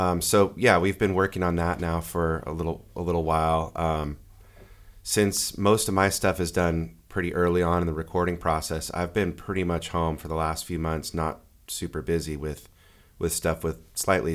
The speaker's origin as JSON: {"language": "English", "area": "Bay Area", "region": "Northern California", "country": "United States", "tie": "born or raised there", "also_born_or_lived": "San Diego, California", "said": "I was born and raised in the Bay Area, um, of Northern California and moved down to San Diego in nineteen ninety-four to go to San Diego State"}